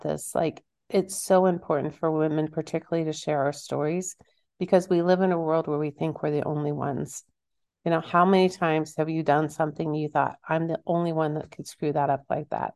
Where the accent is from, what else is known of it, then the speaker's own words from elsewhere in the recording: Kansas, United States; I'm from Kansas.